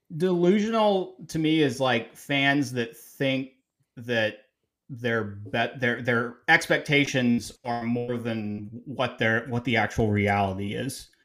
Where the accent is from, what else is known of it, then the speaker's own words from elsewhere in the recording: Atlanta, Georgia, United States; I'm from Atlanta, Georgia